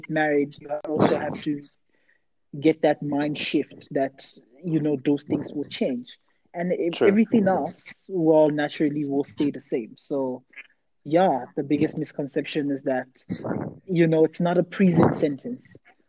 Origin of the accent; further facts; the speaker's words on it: Nigeria; I'm Nigerian